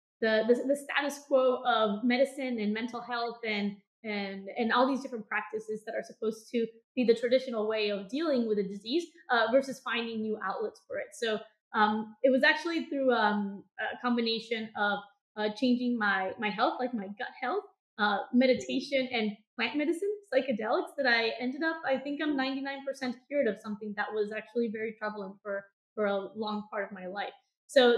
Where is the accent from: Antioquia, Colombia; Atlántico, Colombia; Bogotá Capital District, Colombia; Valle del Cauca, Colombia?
Bogotá Capital District, Colombia; Bogotá; moved away as an adult; now in Los Angeles, United States; I grew up in Colombia, in Bogota